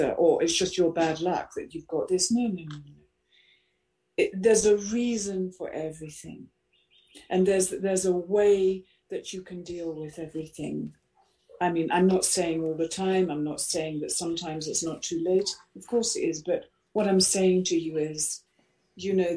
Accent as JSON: {"language": "English", "town": "Rushmere St Andrew", "region": "East of England", "country": "United Kingdom", "tie": "born or raised there", "said": "I was brought up in Suffolk, in Rushmere, St Andrew"}